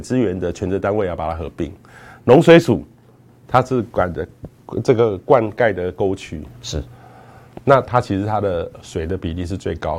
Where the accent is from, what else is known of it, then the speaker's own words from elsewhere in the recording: Taiwan; 我们台湾这边